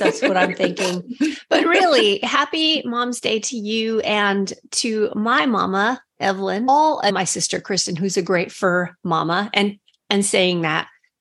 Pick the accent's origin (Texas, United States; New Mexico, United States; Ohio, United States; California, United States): New Mexico, United States; I grew up in New Mexico